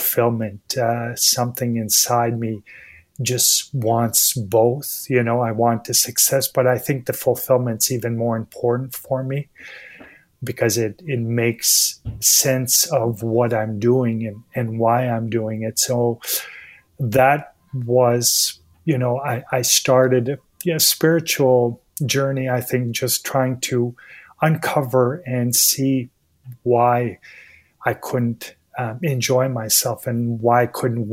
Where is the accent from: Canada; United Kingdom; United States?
Canada; Montreal, Quebec; I was born and raised in Montreal